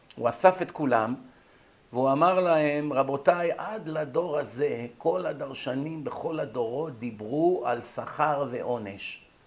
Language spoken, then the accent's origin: Hebrew; Israel; כשאנחנו גדלנו כאן בבתי ספר בארץ, בילדותנו